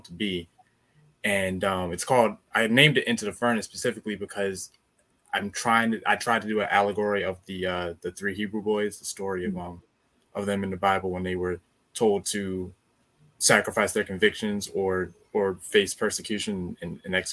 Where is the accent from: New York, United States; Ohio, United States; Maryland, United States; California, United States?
Maryland, United States; I'm from Maryland